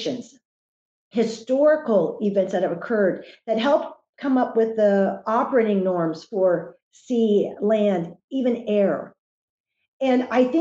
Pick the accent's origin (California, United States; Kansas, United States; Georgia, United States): Kansas, United States; Wichita; I've spent most of my life, growing up in Kansas